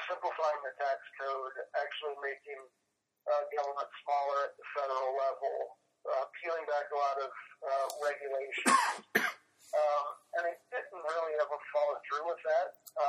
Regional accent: Fairborn, Ohio, United States; I grew up in Fairborn, which is just outside of Dayton. If your listeners are familiar with Wright State University and Wright-Patterson Air Force Base, east side of Dayton. I grew up there.

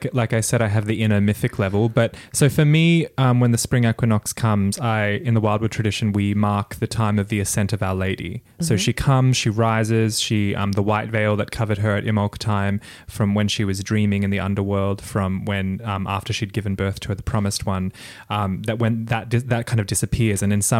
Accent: Toowoomba, Queensland, Australia; now in Brisbane, Australia; I grew up in Toowoomba, which is a completely different climactic zone, different bioregion, of course. And we seemed to have 4 seasons.

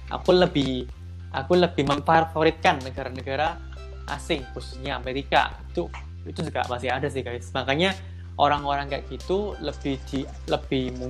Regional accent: Indonesia; now in Taiwan; apalagi karena aku orang Indo orang-orang dari Asia Tenggara

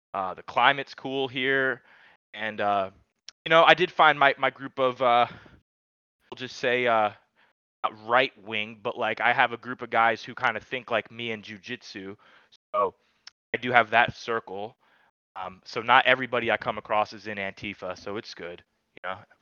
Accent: Charlotte, North Carolina, United States; also born or lived in New York; now in Asheville, United States; I, am actually from New York originally, man. I was born in New York, and then I moved to Charlotte when I was eight

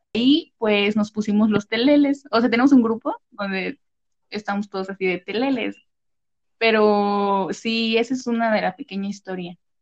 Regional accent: Morelos, Mexico; moved away; yo soy de Morelos

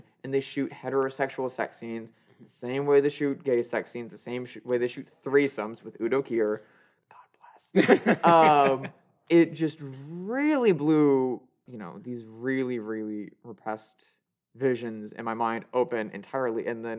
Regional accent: Midwest, United States; growing up in the Midwest and only seeing queerness codified as a thing that you do at night and only for the weirdos

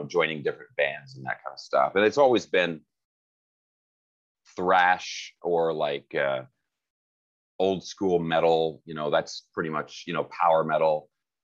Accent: Seattle, Washington, United States; moved away as an adult; now in Los Angeles, United States; I grew up in Seattle.

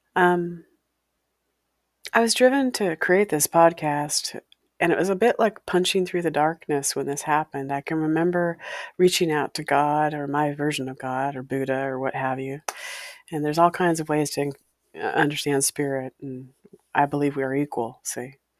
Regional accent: Walla Walla, Washington, United States; A haunted house I grew up in, in Walla Walla, Washington. My hometown

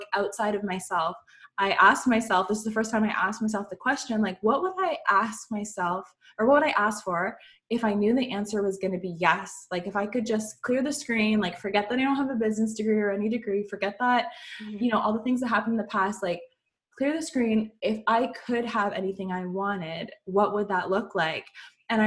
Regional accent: Canada; I'm from Canada

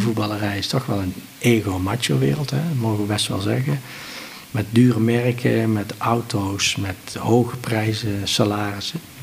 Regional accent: Helmond, North Brabant, Netherlands

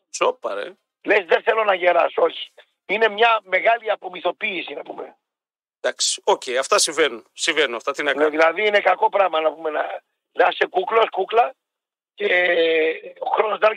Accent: Athens, Attica, Greece; είμαι αδερφέ, από Αθήνα.

